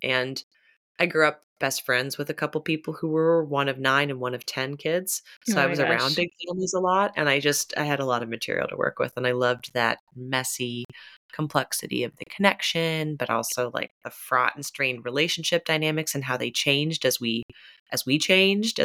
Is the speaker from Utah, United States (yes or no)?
no; Pittsburgh, Pennsylvania, United States; also born or lived in St. Louis, Missouri; I am from Pittsburgh, though I spent a lot of my childhood in St. Louis, Missouri